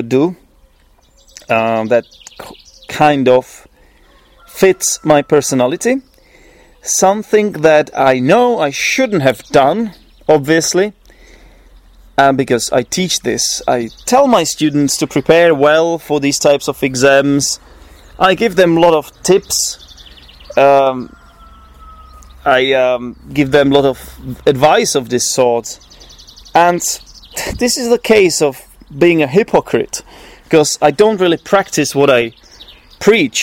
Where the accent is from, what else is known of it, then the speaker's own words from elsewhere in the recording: Poděbrady, Central Bohemian Region, Czechia; English is a second language; I'm not exactly from Prague. I come from Poděbrady, which is 50 kilometers east of Prague